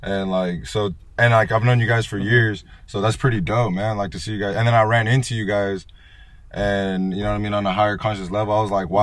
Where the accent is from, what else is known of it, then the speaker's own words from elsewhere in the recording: Salinas, California, United States; growing up in Salinas.